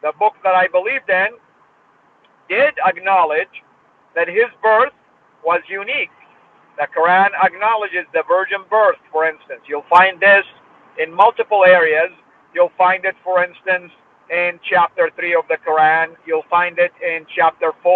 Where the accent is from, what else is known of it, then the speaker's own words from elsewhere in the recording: Saudi Arabia; I was born and raised in Saudi